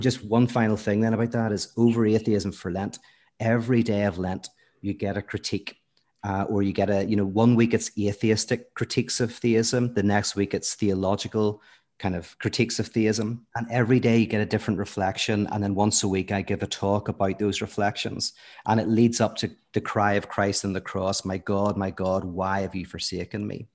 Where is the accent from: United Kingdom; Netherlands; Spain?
United Kingdom; Belfast, Northern Ireland; moved away as an adult; now in United States; from Belfast, lived there most of my life, but then actually moved to America, uh, in my early thirties